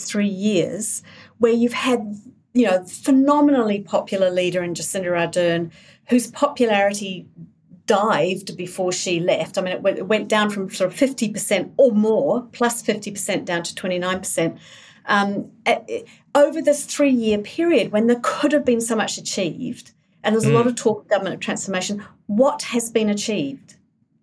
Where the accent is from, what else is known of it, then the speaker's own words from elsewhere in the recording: England, United Kingdom; now in New Zealand; I was born in New Zealand, I grew up in England.